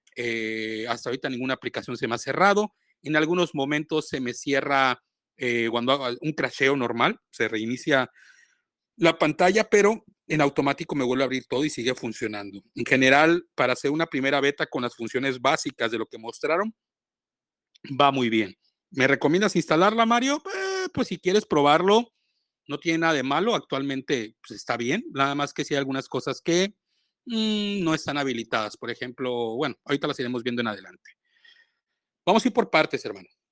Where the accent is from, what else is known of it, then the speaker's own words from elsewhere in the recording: Boca del Río, Veracruz, Mexico; Yo soy del puerto de Boca del Río